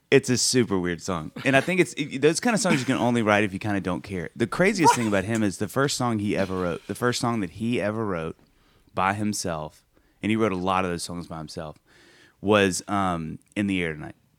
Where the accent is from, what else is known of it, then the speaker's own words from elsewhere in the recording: Kosciusko, Mississippi, United States; also born or lived in Columbia, South Carolina; we moved to Kosciuszko, Mississippi